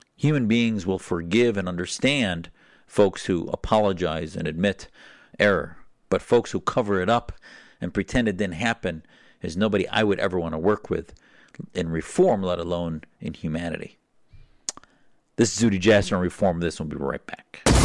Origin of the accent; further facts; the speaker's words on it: United States; as an American